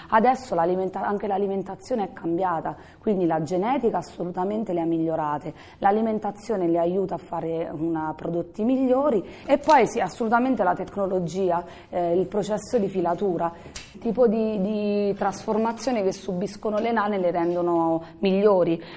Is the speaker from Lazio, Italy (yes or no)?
no; Bariciano, Abruzzo, Italy; Buonasera a tutti … vengo da Bariciano, un paese in provincia dell'Aquila